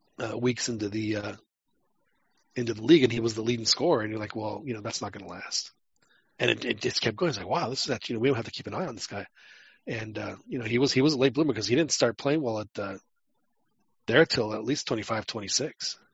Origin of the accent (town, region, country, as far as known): Mexico City, Mexico; born or raised there; now in Texas, United States